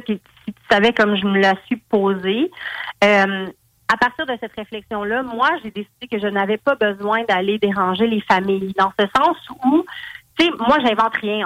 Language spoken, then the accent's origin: French; Val-d'Or, Quebec, Canada; je viens de Val d'Or.